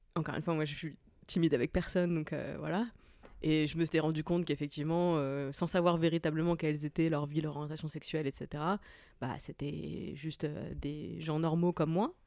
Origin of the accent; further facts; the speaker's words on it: Moselle, Grand Est, France; J'ai grandi dans un tout petit village de la campagne de Moselle